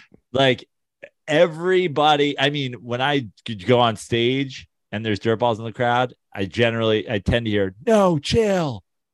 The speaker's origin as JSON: {"language": "English", "region": "New York", "country": "United States", "said": "as a New Yorker."}